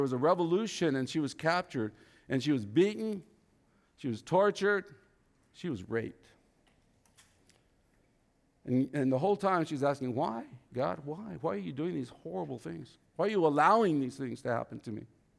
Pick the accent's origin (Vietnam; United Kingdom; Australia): Vietnam; English is a second language; moved away; I was raised in a different religion. I was raised in Cao Dai religion in Vietnam, but I was missing something.